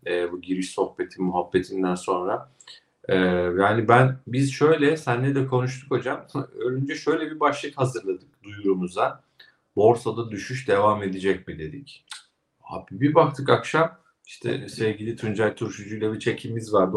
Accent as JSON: {"language": "Turkish", "region": "Kastamonu", "country": "Turkey", "tie": "born or raised there", "moved": "yes", "said": "Memleketim Kastamonu'ya"}